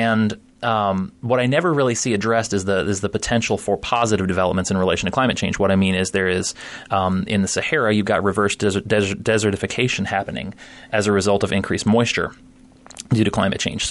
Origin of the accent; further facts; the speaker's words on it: Florida, United States; now in Iowa, United States; I grew up in Florida, so we lived with it already